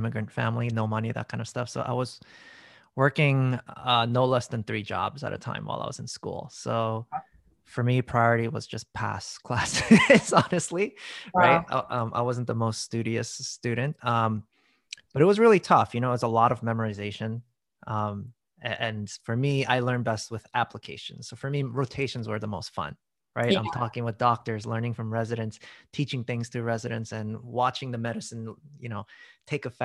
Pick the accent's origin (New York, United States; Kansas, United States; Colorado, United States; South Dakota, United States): New York, United States; New York City; also born or lived in South Korea; I moved to New York City from Korea when I was 11 months old. And basically, long story short, grew up there in Queens, in Long Island.